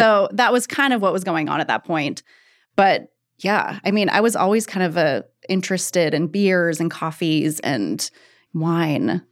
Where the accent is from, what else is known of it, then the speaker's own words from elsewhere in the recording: Eugene, Oregon, United States; I'm from Eugene originally.